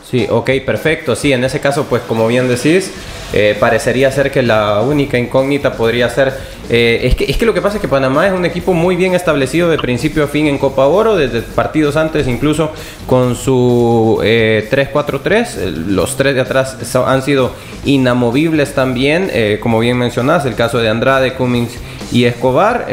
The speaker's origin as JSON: {"language": "Spanish", "country": "El Salvador", "said": "como salvadoreños."}